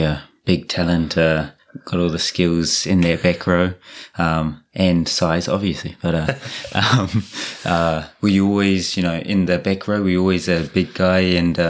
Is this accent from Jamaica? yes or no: no; Rotorua, Bay of Plenty, New Zealand; moved away as an adult; now in Japan; I'm from Rotorua.